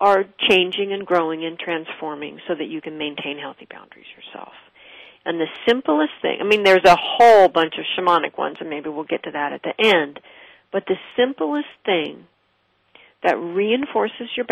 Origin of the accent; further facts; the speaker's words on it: West Coast, United States; I did not grow up in New York. I grew up on the West Coast.